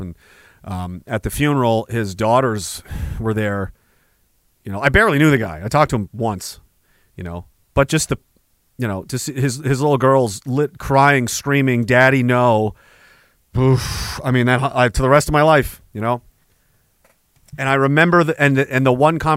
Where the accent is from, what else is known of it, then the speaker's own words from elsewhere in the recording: United Kingdom; we're British